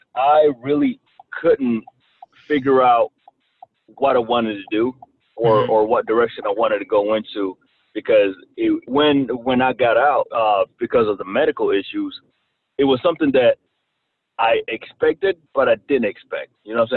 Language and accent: English; Rwanda; accent: Southern twang; English is a second language; also born or lived in Kentucky, United States; now in United States; I was actually born and raised in Rwanda, Africa. Came to the States in 1994 due to a tribal war that was going on in my country. And I was raised in Kentucky and learned how to speak English in Kentucky.